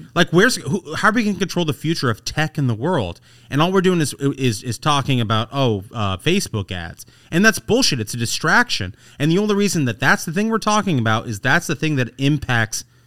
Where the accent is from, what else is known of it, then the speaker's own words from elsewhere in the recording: Indianapolis, Indiana, United States; moved away; I'm from Indianapolis and I love Indianapolis